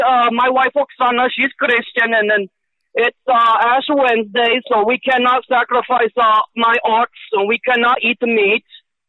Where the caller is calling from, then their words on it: Romania; I call from Romania.